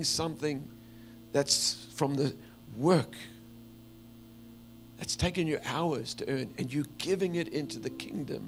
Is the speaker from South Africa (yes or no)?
yes; South Africa; the culture I grew up in South Africa is men really don't cry in public